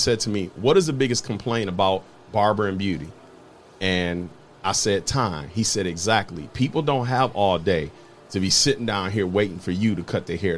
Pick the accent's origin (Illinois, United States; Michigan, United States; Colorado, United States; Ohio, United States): Ohio, United States; Toledo; born or raised there